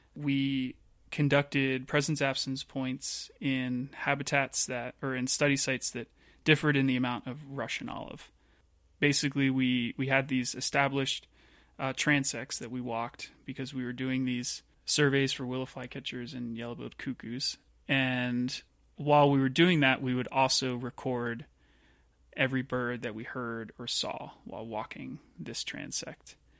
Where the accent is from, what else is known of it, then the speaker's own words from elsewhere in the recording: outside of Philadelphia, Pennsylvania, United States; moved away; I grew up outside of Philadelphia in Pennsylvania.